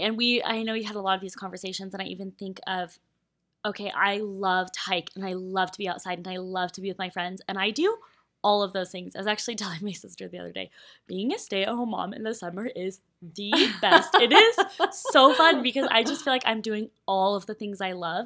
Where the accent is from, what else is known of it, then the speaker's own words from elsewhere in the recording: Colorado, United States; moved away; Colorado. Like, that is my home state. Those are my roots